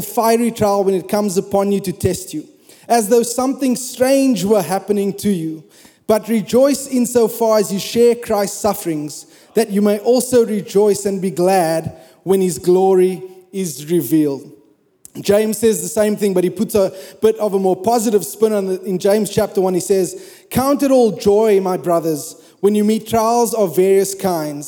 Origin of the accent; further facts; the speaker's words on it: South Africa; moved away as an adult; I'm South African.